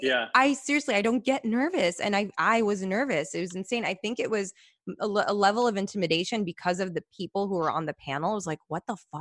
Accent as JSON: {"language": "English", "town": "Chicago", "region": "Illinois", "country": "United States", "tie": "born or raised there", "said": "I'm from Chicago, by the way, originally born"}